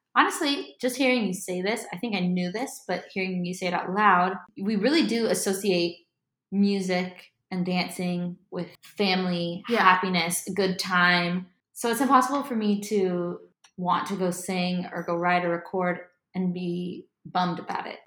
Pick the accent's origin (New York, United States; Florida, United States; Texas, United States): Florida, United States; Miami; moved away as an adult; also born or lived in Nashville; now in Los Angeles, United States; I'm from Miami, Florida. Was born there, grew up there most of my life, moved around a bit after